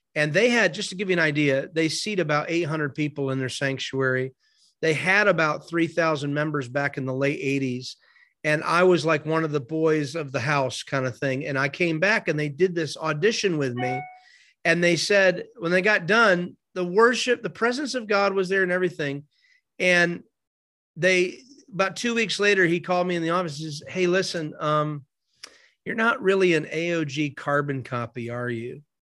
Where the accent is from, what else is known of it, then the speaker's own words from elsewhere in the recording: Binghamton, New York, United States; now in Florida, United States; my hometown in Binghamton, New York